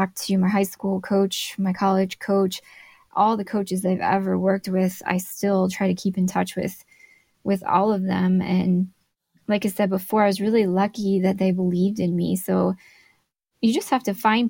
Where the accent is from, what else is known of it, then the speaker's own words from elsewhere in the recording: Glendale, Arizona, United States; moved away as an adult; now in Flagstaff, United States; my hometown where I grew up in Glendale, Arizona